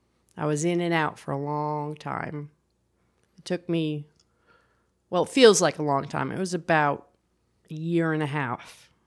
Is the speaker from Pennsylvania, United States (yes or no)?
no; New Jersey, United States; Well, I grew up in New Jersey.